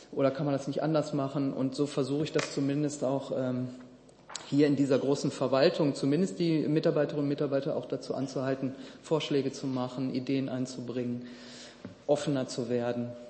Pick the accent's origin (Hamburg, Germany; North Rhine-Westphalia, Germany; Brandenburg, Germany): North Rhine-Westphalia, Germany; Duisburg; was ist eigentlich mit unseren Duisburgern, wo ich herkomme